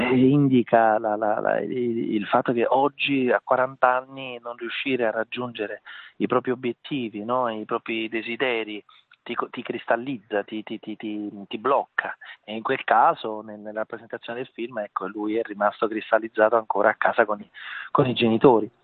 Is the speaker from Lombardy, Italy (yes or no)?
no; Naples, Campania, Italy; il nome della mia città, ovviamente è un omaggio alla mia terra, alla mia città